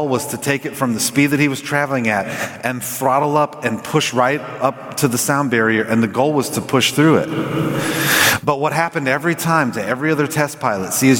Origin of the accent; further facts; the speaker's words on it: Southern California, United States; I grew up in Southern California